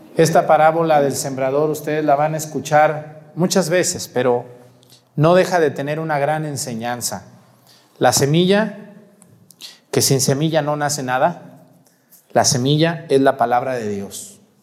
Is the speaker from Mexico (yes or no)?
yes; Mexticacán, Jalisco, Mexico; yo crecí en un pueblito llamado Mesticacán